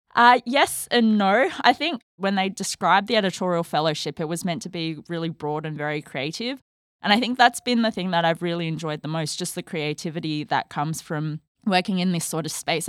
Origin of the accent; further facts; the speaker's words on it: Australia; moved away as an adult; I am an Australian trained endocrinologist, and before starting this fellowship, I was living in Australia, so I'm heading back home